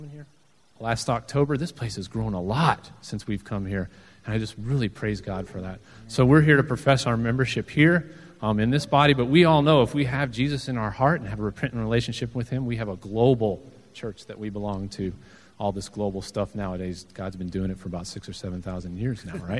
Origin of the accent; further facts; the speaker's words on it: Southwest, United States; I'm actually from the Southwest